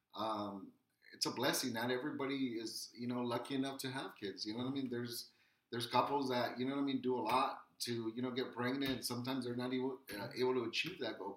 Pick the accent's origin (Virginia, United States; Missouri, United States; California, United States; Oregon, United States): California, United States; Wilmington; born or raised there